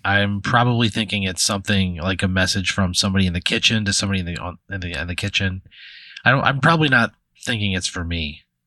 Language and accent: English; Dupo, Illinois, United States; moved away; I'm probably never going back to my hometown. I'm probably never going back to Dupo